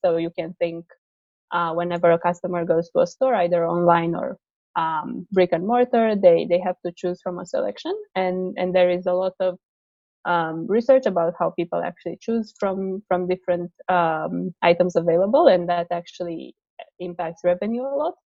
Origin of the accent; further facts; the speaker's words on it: Romania; moved away as an adult; now in United States; I'm originally from Romania, but i I moved to the states uh, uh, for college